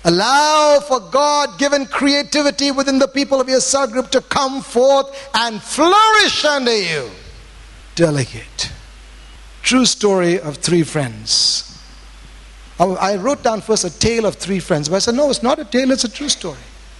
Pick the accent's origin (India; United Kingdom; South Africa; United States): India; Bangalore, Karnataka; Now, here's my background. I came from Bangalore, teaching in cottons, worship leader, Wednesday night Bible study